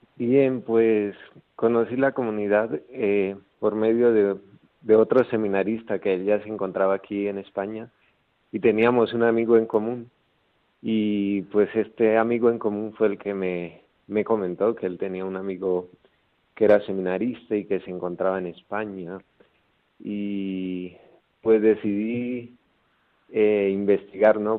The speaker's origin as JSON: {"language": "Spanish", "town": "Gramalote", "region": "Norte de Santander", "country": "Colombia", "tie": "born or raised there", "moved": "yes", "said": "soy de Colombia, de un pueblito llamado Gramalote."}